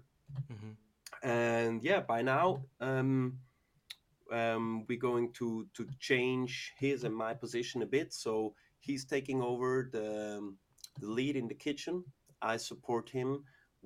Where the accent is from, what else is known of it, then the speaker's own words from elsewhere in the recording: Zurich, Switzerland; I grew up in Zurich, went to school in Zurich, and mostly also worked in the Zurich area.